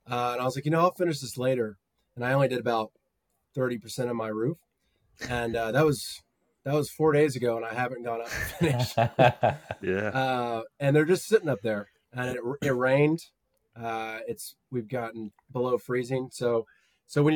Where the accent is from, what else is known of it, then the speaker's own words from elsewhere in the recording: Edwards, Colorado, United States; moved away as an adult; also born or lived in Denver, Colorado; now in Dallas, United States; I was born in Dallas, but moved to Colorado in 1997 with my family. We lived in a town called Edwards, which is near Beaver Creek in Vail.